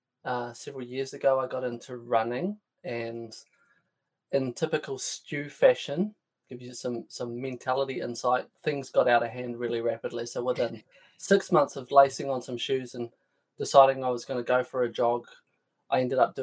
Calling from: Auckland, New Zealand; I'm patching in from north of Auckland in NZ in my little barn.

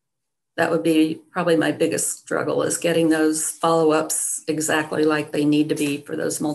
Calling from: Greenfield, Indiana, United States; I'm calling from Greenfield, Indiana, East Central Indiana.

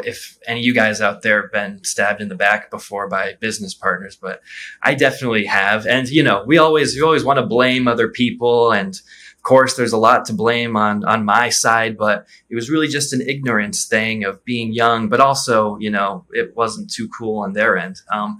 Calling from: Rio de Janeiro, Brazil; I'm in Rio de Janeiro, and it's beautiful.

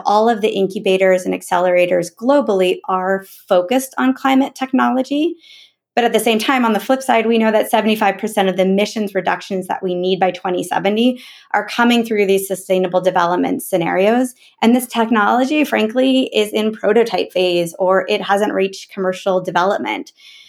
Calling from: Bend, Oregon, United States; I'm calling in from Bend, Oregon.

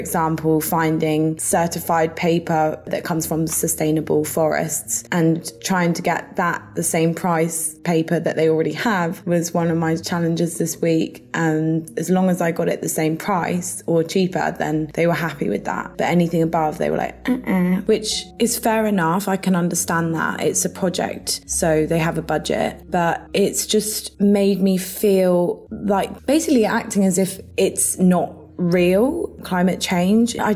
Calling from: Guildford, South East England, United Kingdom; I'm speaking from Guildford, which is in the UK, and I'm 25 years old.

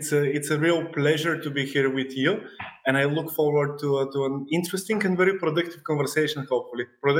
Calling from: Sofia, Sofia City, Bulgaria; I'm joining from Sofia, from Bulgaria, which is Europe, obviously, I think.

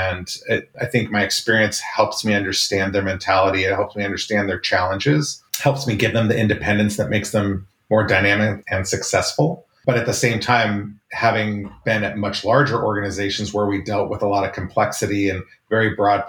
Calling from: Santa Clara, California, United States; I am in lovely Santa Clara, California.

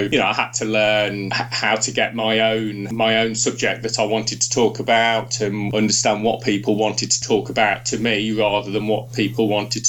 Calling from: York, Yorkshire and the Humber, United Kingdom; We're Skyping from York, my study and my home in York.

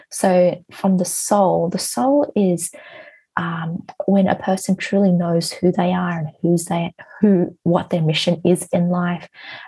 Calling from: Hong Kong; I am from Hong Kong at the moment.

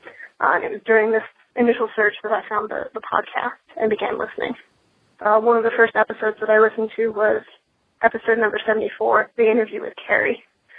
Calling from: California, United States; I'm calling from California.

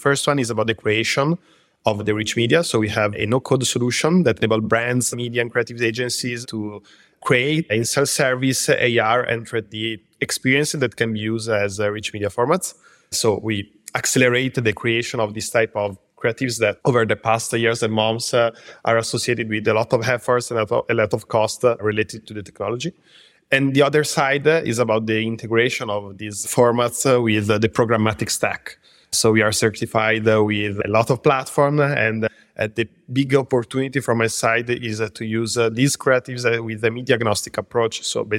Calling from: Milan, Lombardy, Italy; I'm from Milan in Italy. Our headquarters is here, and we also have another office in London.

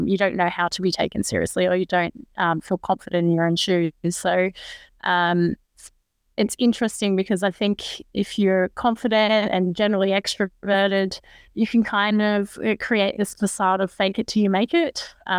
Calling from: New South Wales, Australia; I'm calling in from Gadigal country this morning. My roots are actually from Darawal country though

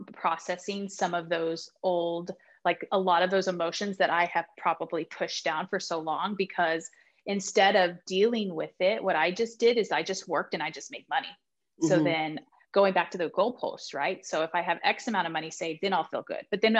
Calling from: Texas, United States; I'm in Texas.

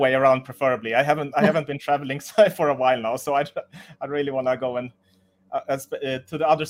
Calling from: Munich, Bavaria, Germany; I'm from Munich in Germany right now.

